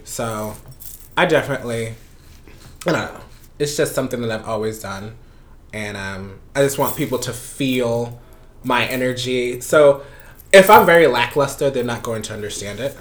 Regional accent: Panama; also born or lived in Florida; now in Brooklyn, United States; originally I'm from Panama, and mm-hmm. I moved here in 1999

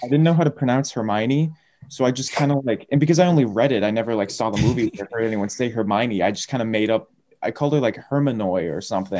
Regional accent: Massachusetts, United States; my home state

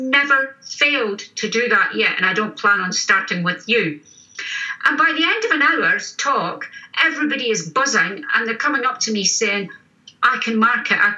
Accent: Scotland, United Kingdom; We're three Scottish crime writers

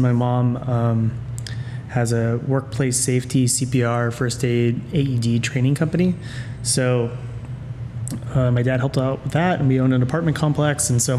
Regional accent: Menlo Park, California, United States; also born or lived in Chicago, Illinois; I grew up in a town called Menlo Park, California, just south of San Francisco. I was born in Chicago, actually, but I'm adopted. And so my mom flew to Chicago to come pick me up. All of my family is originally from there.

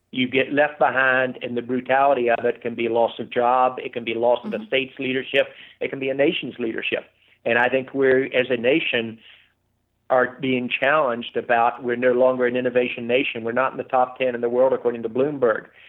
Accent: West Virginia, United States; Growing up in West Virginia

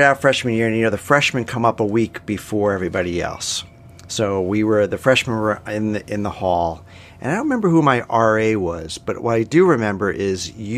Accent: Yorktown Heights, New York, United States; born or raised there; also born or lived in Yonkers / Binghamton

